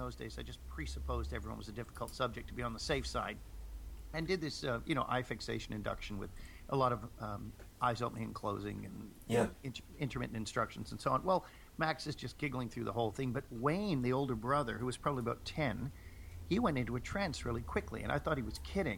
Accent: Toronto, Ontario, Canada; also born or lived in England; When I was growing up in Toronto, having emigrated from England with my family

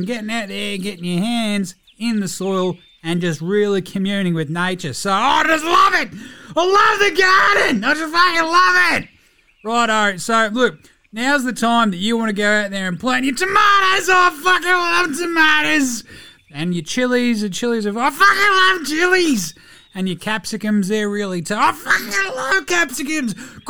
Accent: Sydney, New South Wales, Australia; I grew up in Sydney, but I love nature, and I love gardens

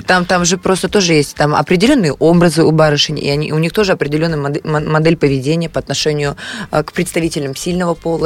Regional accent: Moscow, Russia; к себе в квартиру, которая находится на такой-то улице, это мой город

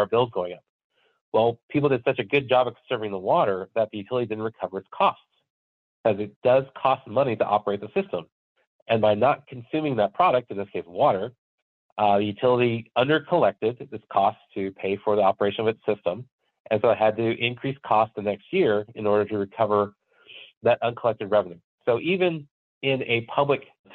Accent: California, United States; now in Minnesota, United States; I grew up in California and I moved to Minnesota from California

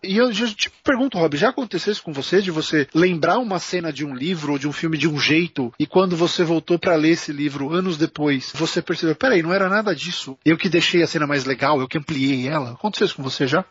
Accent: São Paulo, Brazil; nós dois somos de São Paulo.

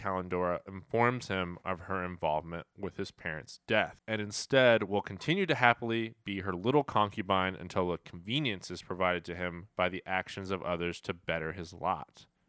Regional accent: Kansas City, Missouri, United States; And we're from Kansas City

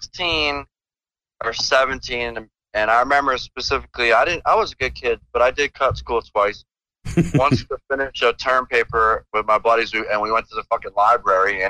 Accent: Philadelphia, Pennsylvania, United States; moved away; I grew up in Philadelphia

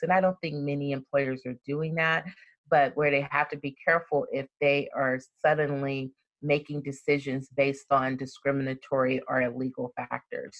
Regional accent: Compton, California, United States; also born or lived in Frankfurt, Germany / Birmingham, Alabama; that's the part of Compton that I grew up

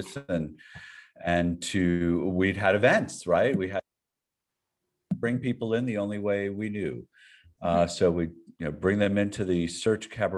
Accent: Miami, Florida, United States; moved away; Miami's my hometown

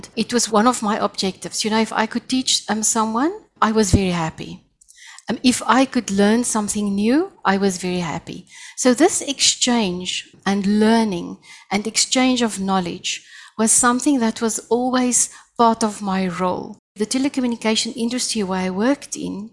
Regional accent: South Africa; first language Afrikaans; English is a second language; also born or lived in Pretoria, Gauteng; I'm saying hello in my first language, Afrikaans. I'm all the way from South Africa.

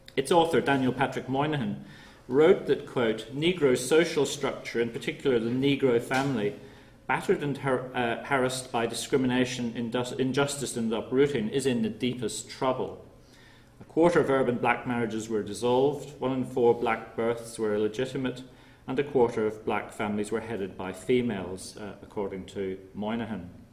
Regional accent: Northern Ireland, United Kingdom; I'm from Northern Ireland myself

